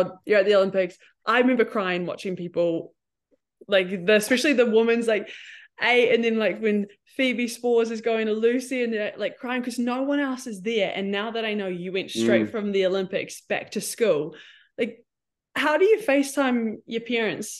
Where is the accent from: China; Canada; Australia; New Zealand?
New Zealand; Cambridge, Waikato; Cambridge, I'm from Cambridge